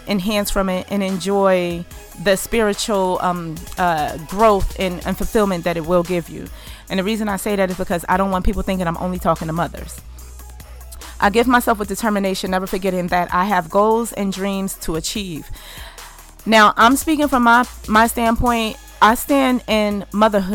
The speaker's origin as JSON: {"language": "English", "country": "United States", "said": "our burden to bear as American, Black American"}